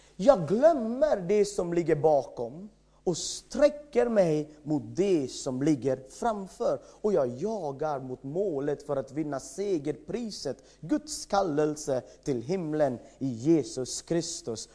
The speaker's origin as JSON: {"language": "Swedish", "country": "India", "second_language": "Swedish", "moved": "as an adult", "lives_now": "Sweden", "said": "jag kommer från ett annat land, jag har bott i Sverige i 14 år"}